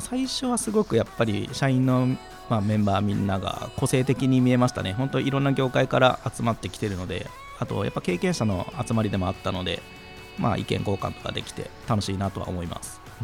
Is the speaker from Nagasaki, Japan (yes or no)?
yes; Goto Islands, Nagasaki, Japan; also born or lived in Aichi; now in Tokyo, Japan; 僕は五島列島というちょっとあの海に囲まれた、まあ、島というか、はい、長崎でもちょっと田舎の方に当たるところであの生まれました